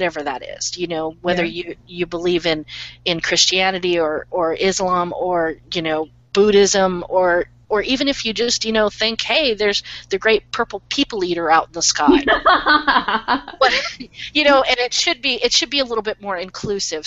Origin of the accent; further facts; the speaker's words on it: United States; as an American reader